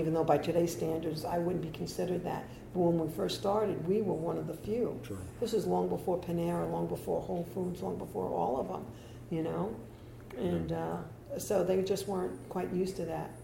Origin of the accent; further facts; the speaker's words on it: New York, United States; moved away as an adult; now in Delray Beach, United States; I'm from New York